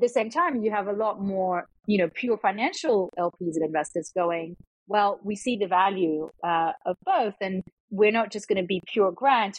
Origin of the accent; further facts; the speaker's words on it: Australia; moved away as an adult; also born or lived in Latvia / Melbourne, Australia; now in Thailand; raised uh, kind of ethnically sort of Eastern European uh, Russian, um, which I still speak uh, today, uh, but moved to Australia. So I grew up in Australia